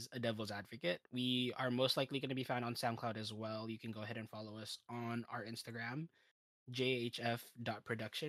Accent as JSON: {"language": "English", "country": "Philippines", "said": "We're all Filipino"}